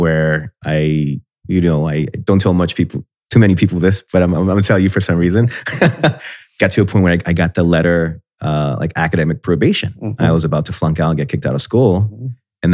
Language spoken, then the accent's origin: English; Puerto Rico; moved away as an adult; also born or lived in Miami Beach, Florida, United States; now in Columbus, United States; growing up in Miami and in Puerto Rico, you kind of get used to paradise